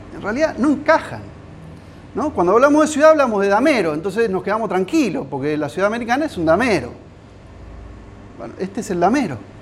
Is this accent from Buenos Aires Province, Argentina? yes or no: yes; San Andrés de Giles, Buenos Aires Province, Argentina; yo soy de Giles, yo soy de acá